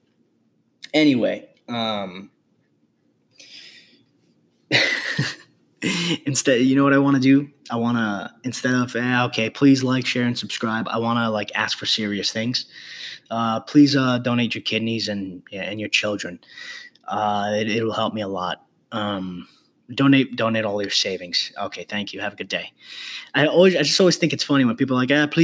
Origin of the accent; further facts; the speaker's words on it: New York City, New York, United States; moved away; being from the Bronx